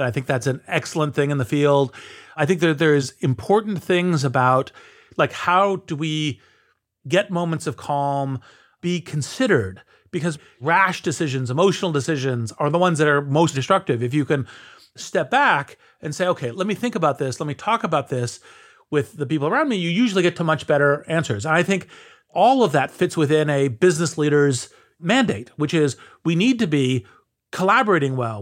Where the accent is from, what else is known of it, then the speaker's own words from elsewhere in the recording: United States; speak as an American